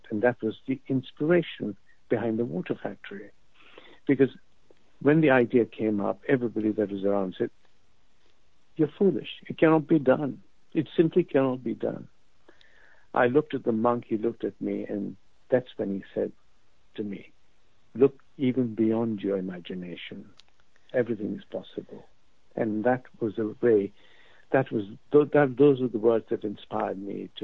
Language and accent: English; Pakistan; moved away as an adult; also born or lived in London; I grew up in Pakistan until I was 19. I came to London